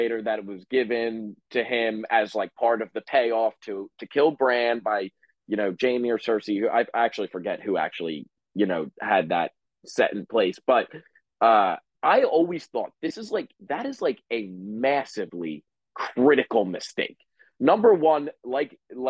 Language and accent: English; New Jersey, United States; we're both from Jersey